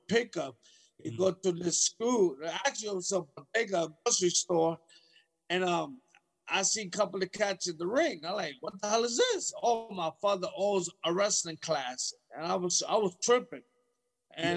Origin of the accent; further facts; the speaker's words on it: New York City, New York, United States; I'm from New York City